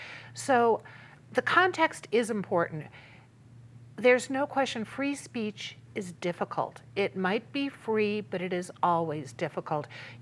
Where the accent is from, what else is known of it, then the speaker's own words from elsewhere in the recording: Chicago, Illinois, United States; I came from Chicago, where the Nazis wanted to march in Skokie, Illinois, which was a largely Jewish suburb